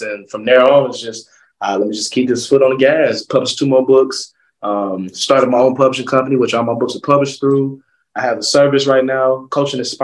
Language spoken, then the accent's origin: English; Atlanta, Georgia, United States; also born or lived in DeLand, Florida / Beijing, China; born and raised in Atlanta, Georgia